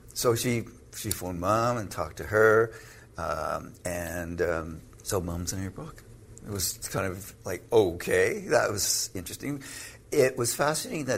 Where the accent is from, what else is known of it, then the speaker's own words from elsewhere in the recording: Canada; I'm Canadian